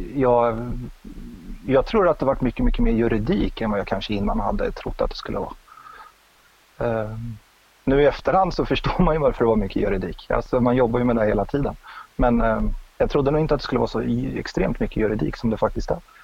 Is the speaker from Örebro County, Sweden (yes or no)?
yes; Örebro, Örebro County, Sweden; moved away as an adult; also born or lived in Umeå; bodde jag i Örebro. Jag är från Örebro